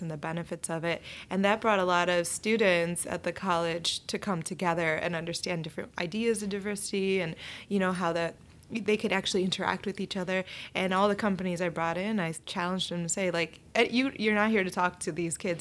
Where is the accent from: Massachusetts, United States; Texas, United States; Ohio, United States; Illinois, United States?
Illinois, United States; Oak Park; I grew up in Oak Park. It was a very diverse community